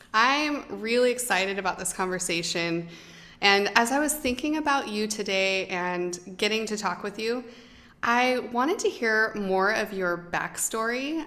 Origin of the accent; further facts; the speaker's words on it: United States; I'm American